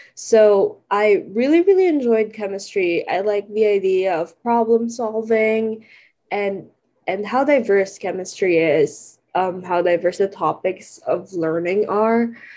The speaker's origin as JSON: {"language": "English", "region": "California", "country": "United States", "also_born_or_lived": "Philippines", "said": "I'm from California"}